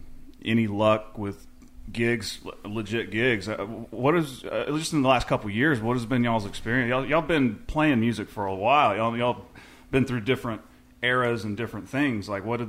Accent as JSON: {"language": "English", "town": "Newalla", "region": "Oklahoma", "country": "United States", "moved": "yes", "lives_now": "Norman, United States", "said": "I'm from New Walla out in the sticks originally, but yeah, getting out of there and coming here, it doesn't seem like it's that far up the road, but it's a lot different culturally in Norman, I think, than anywhere else in Oklahoma."}